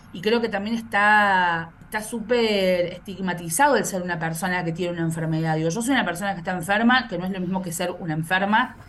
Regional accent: Córdoba, Argentina; moved away as an adult; also born or lived in Villa Carlos Paz; now in Mar del Plata, Argentina; Yo soy cordobesa, vivo en Mar del Plata

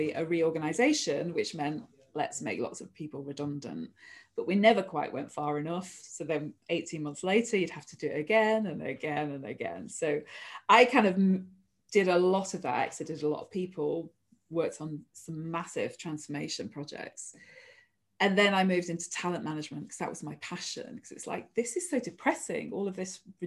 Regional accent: near Manchester Airport, North West England, United Kingdom; I grew up near Manchester Airport

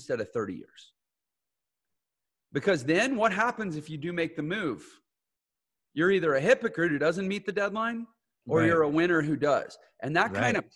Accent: Texas, United States; now in St. George, United States; I grew up in Texas

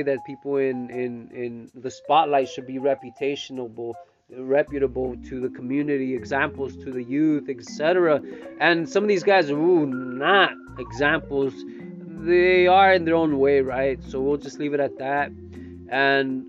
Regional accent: Salinas, California, United States; also born or lived in Stockton, California; I grew up here in Salinas since 1989

